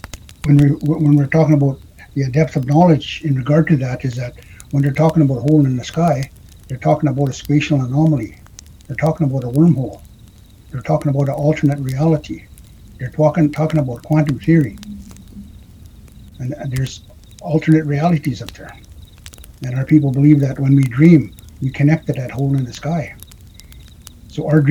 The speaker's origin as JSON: {"language": "English", "area": "Opaskwayak Cree Nation", "region": "north central Manitoba", "country": "Canada", "also_born_or_lived": "Vancouver", "moved": "yes", "lives_now": "Winnipeg, Canada", "said": "I'm originally from the Apaskeak Cree Nation in north central Manitoba, on the banks of the Saskatchewan River. I reside in Winnipeg now."}